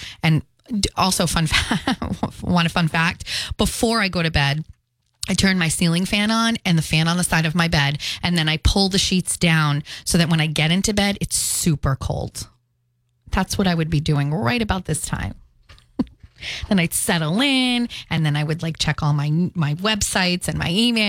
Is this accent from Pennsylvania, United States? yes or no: no; Fall River, Massachusetts, United States; accent: Fall River; that's so Fall River of me. I do the mini crossword puzzle every day. Dude, I can't hide my accent on that even if I tried.